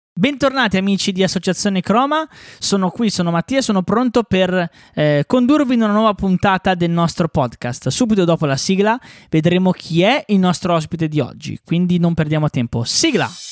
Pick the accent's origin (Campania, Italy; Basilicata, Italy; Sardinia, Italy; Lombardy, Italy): Lombardy, Italy; Bresso; sia io che l'Ale siamo di Bresso